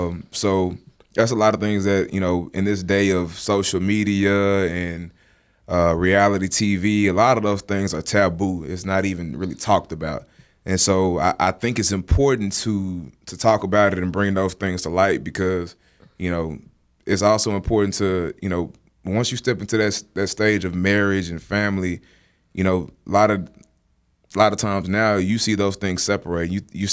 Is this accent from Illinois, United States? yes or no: no; Dallas, Texas, United States; I am from Dallas, the great state of Texas.